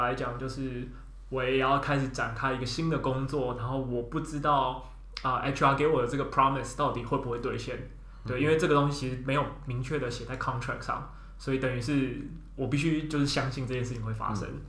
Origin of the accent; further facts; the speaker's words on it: Taipei, Taiwan; 毕竟我们都是台北的小孩，所以。很少有那种自己住的经验